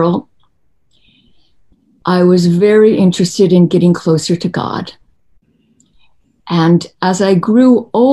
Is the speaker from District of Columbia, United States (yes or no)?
yes; Washington, District of Columbia, United States; I was born in Washington, D.C. Yeah, on July 4th